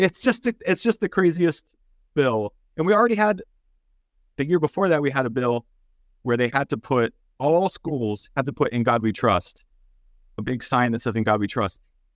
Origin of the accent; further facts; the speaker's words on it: Texas, United States; I'm from Texas. A lot of my family and friends are pretty conservative.